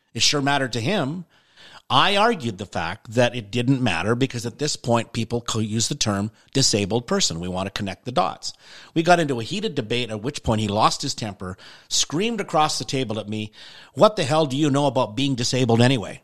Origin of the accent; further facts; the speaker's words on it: Canada; I'm Canadian